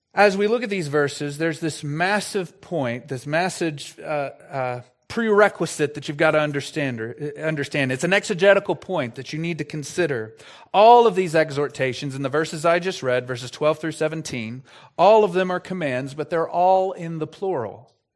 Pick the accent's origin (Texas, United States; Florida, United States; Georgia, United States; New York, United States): Texas, United States; I'm from Texas